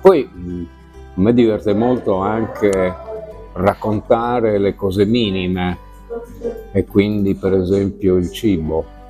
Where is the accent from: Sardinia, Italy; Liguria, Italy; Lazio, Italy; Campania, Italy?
Sardinia, Italy; noi come sardi